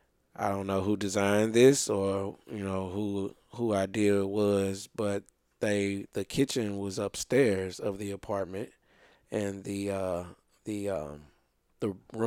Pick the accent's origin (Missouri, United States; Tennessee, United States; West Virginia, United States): Missouri, United States; St. Louis; I grew up back in the '80s. Coming up, I've seen a lot of things. As I was saying before, I grew up in Laclede Town